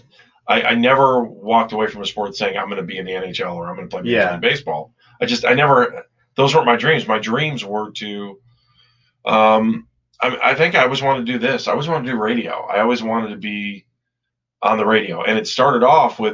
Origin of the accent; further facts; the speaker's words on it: Cleveland Heights, Ohio, United States; I grew up in Cleveland Heights